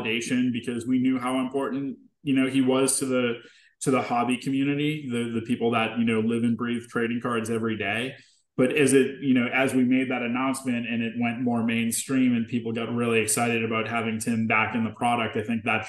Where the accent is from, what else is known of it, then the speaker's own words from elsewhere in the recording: Boston, Massachusetts, United States; moved away; I'm from Boston originally